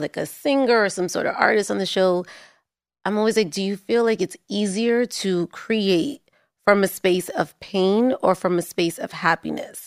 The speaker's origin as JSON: {"language": "English", "town": "New York City", "region": "New York", "country": "United States", "tie": "born or raised there", "said": "I grew up in Harlem"}